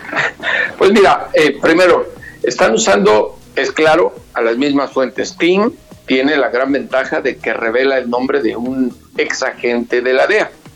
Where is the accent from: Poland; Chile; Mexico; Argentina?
Mexico; now in Washington, United States